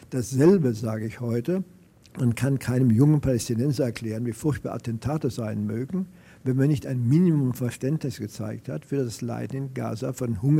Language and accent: German; France; Ich lebe nicht in Frankreich, ich bin Franzose und wenn ich nach Deutschland komme, bleibe ich